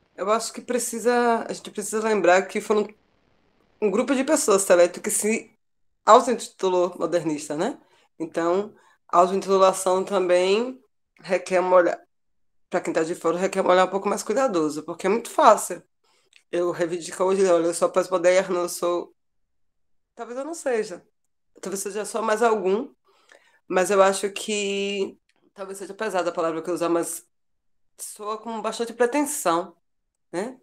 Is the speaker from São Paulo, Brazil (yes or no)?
no; Sertão of Bahia, Brazil; now in Salvador, Brazil; E estou em Salvador, embora seja do sertão da Bahia